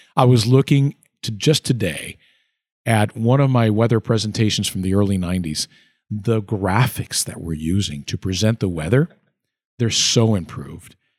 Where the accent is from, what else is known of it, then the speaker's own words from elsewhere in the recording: Puerto Rico; also born or lived in Schenectady, New York; now in Florida, United States; growing up in Puerto Rico.